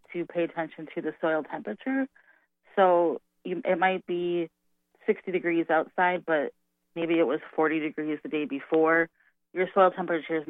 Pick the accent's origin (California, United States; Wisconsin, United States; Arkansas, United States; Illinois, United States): Wisconsin, United States; Milwaukee; I grew up in Milwaukee, the Milwaukee area.